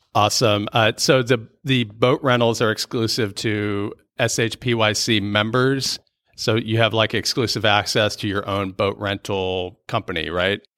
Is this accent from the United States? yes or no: yes; Northern Virginia, United States; moved away; also born or lived in Ashburn / Leesburg / Fairfax; I'm also from Northern Virginia